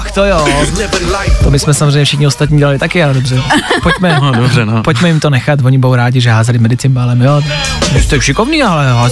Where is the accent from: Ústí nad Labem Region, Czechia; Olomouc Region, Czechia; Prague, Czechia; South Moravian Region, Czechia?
Olomouc Region, Czechia; A jako viděl jsem to, ale myslím, že tolik jsme to v tom tělocviku neměli a jsem z Olomouckého kraje.